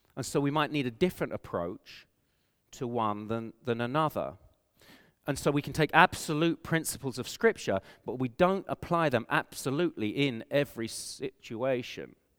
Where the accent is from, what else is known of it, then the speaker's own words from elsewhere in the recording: England, United Kingdom; accent: English; moved away as an adult; now in Canada; I have an English accent. And so people know I'm from England